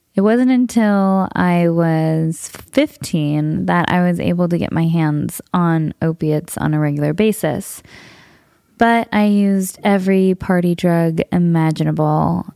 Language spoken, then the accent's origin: English; Southern California, United States; I grew up in Southern California. I'm a SoCal native